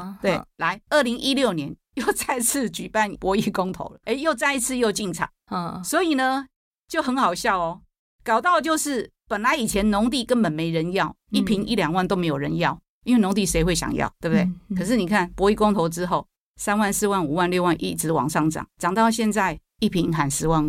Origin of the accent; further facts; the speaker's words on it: Taiwan; 我们台湾人也买不起三千万